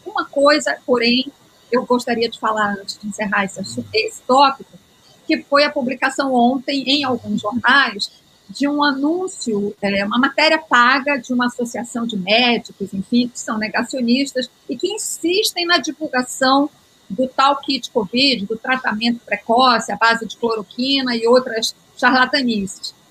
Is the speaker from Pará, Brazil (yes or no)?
yes; Belém, Pará, Brazil; moved away; also born or lived in Rio de Janeiro / Brasília; Eu sou paraense, estou fora de Belém há mais de 30 anos.